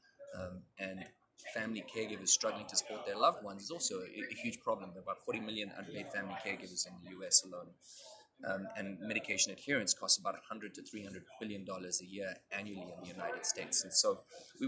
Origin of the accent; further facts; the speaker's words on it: South Africa; now in Boston, United States; I was born and raised in South Africa